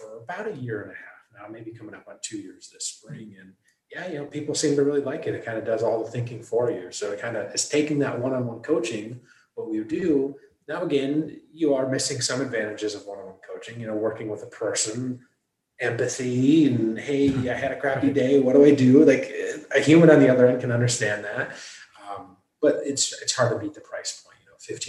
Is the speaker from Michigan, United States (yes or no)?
yes; Michigan, United States; moved away as an adult; also born or lived in Manhattan; I was born and raised in Michigan